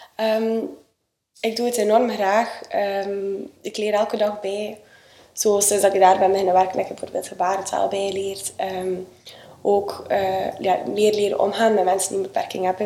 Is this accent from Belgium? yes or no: yes; Sleidinge, Flanders, Belgium; ik ben eh, opgegroeid in Sleidingen op de boerderij van mijn ouders.